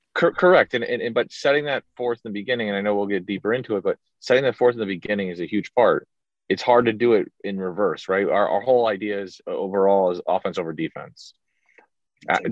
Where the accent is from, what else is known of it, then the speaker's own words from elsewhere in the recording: South Florida, United States; grew up in Florida, South Florida kind of kind of guy